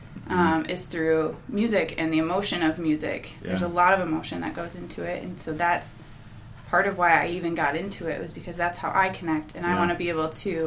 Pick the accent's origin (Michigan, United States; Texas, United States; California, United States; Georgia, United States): Michigan, United States; Hudsonville; I grew up in the Hudsonville area, so I'm familiar with Holland, Grand Rapids, all that area